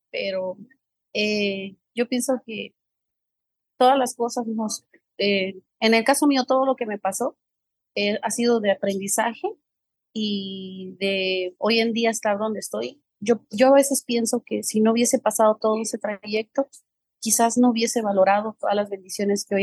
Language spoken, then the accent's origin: Spanish; San Francisco El Alto, Totonicapán, Guatemala; moved away as an adult; now in New York, United States; pues yo vengo de San Francisco el Alto, del departamento de Totonicapán. Yo nací allá, yo vine a Estados Unidos hace aproximadamente 14 años como muchas personas, con sueños, con metas, anhelos.